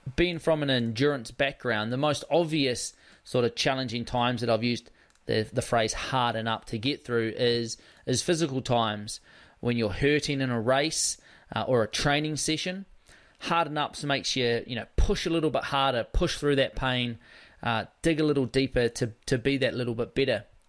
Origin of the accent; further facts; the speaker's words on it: South Island, West Coast, New Zealand; growing up on the West Coast, where it's a pretty rugged environment on the West Coast of the South Island